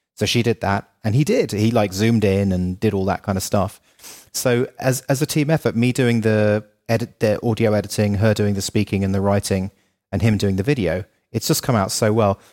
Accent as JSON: {"language": "English", "country": "United Kingdom", "also_born_or_lived": "Los Angeles, United States", "moved": "as an adult", "said": "as a Brit"}